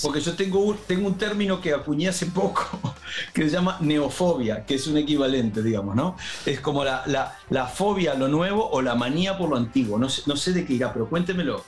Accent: Uruguay; moved away; Me había ido de Uruguay y tenía nostalgia de mi tierra un poco.

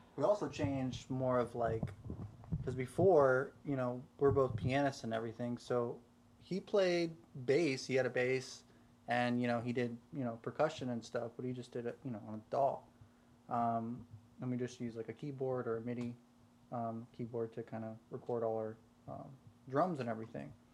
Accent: South Carolina, United States; I'm from South Carolina

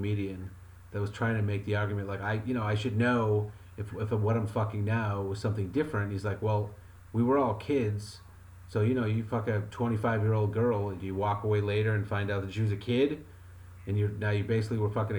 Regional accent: Wyoming, United States; Yeah, I mean, I'm from Wyoming. I'm from Wyoming, and we used to just fucking smash beer bottles over their heads

